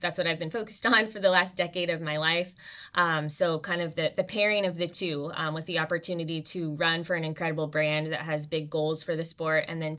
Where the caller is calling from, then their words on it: Vancouver, British Columbia, Canada; Oh, for sure. Yeah, I'm calling in from beautiful Vancouver, British Columbia right now.